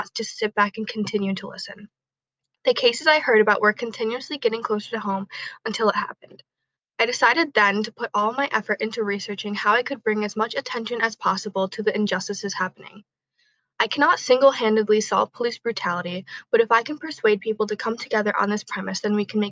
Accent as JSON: {"language": "English", "town": "Rochester", "region": "New York", "country": "United States", "tie": "born or raised there", "said": "my hometown of Rochester, New York"}